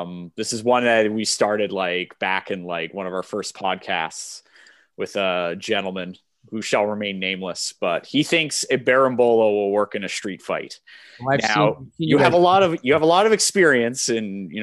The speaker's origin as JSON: {"language": "English", "town": "Brampton", "region": "Ontario", "country": "Canada", "said": "I'm from Brampton."}